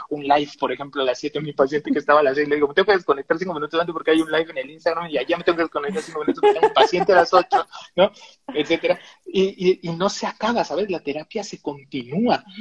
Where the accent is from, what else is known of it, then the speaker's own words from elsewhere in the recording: Tabasco, Mexico; así somos los tabasqueños